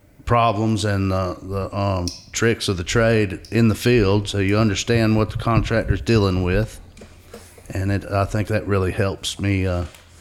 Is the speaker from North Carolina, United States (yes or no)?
yes; Asheville, North Carolina, United States; also born or lived in Hilton Head, South Carolina; I grew up in West Asheville, basically, at Asheville